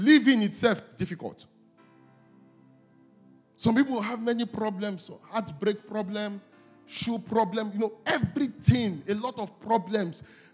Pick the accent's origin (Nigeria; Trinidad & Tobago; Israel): Nigeria; Delta; whenever people ask me where I'm from in Nigeria, and I laugh, I say, I'm the minority of the minority of the minority. Like, that's where I'm from. Like, I'm from Delta State